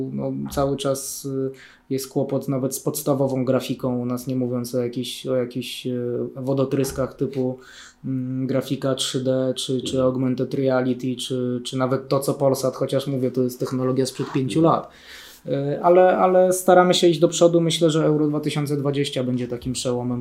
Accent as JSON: {"language": "Polish", "country": "Germany", "tie": "born or raised there", "moved": "yes", "lives_now": "Poland", "said": "ja się wychowywałem w Niemczech"}